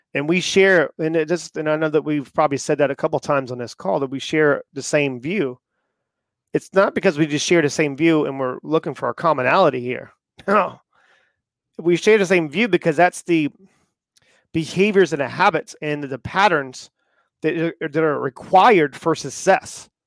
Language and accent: English; the South, United States; I grew up in the South